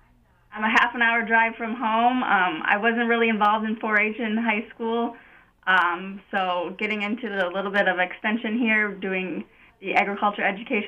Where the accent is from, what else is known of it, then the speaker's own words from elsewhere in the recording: Howard Lake, Minnesota, United States; also born or lived in Iowa; I'm originally from Howard Lake, Minnesota, and I graduated from the Howard Lake Waverly Winsted High School in 2018.